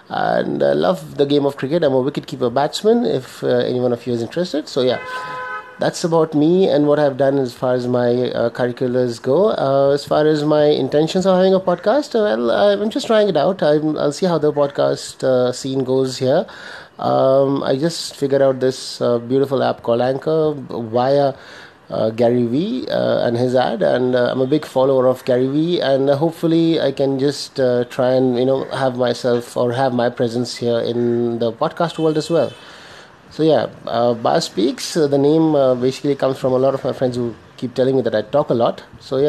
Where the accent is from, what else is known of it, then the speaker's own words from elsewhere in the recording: Dubai, United Arab Emirates; now in India; I stay in India, originally born and brought up in Dubai, UAE, the United Arab Emirates.